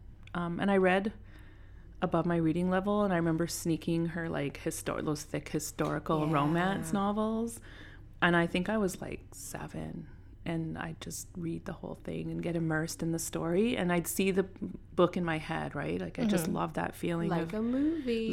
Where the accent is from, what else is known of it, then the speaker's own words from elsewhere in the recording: Ogema, Saskatchewan, Canada; Ogama. It's about an hour south of Regina.